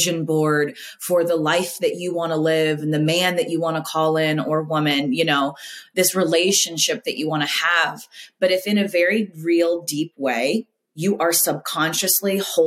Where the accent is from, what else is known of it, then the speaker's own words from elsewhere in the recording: Southern California, United States; now in Florida, United States; being a Southern California girl